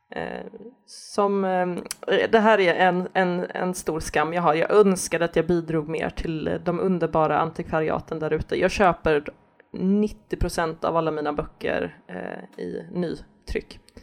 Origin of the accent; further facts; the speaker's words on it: Gothenburg, Västra Götaland, Sweden; Jag, jag växte upp i Göteborg